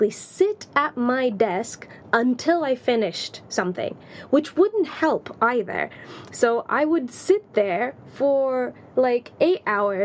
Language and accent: English; Tanzania; accent: American; also born or lived in Latvia; now in London, United Kingdom; growing up in Tanzania.